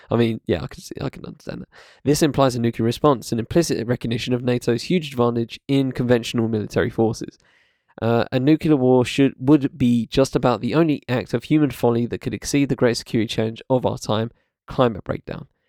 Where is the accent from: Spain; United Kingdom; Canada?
United Kingdom; I live in UK, I'm British